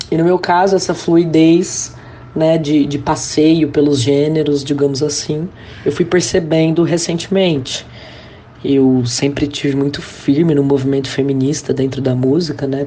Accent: Ribeirão Preto, São Paulo, Brazil; voltar pra minha cidade natal, Ribeirão Preto

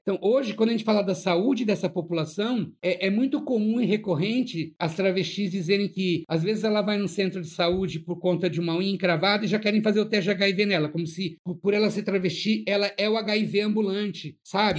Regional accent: São Paulo, Brazil; Eu sou de São Paulo, da periferia de São Paulo, de Ermelino Matarazzo, na Zona Leste

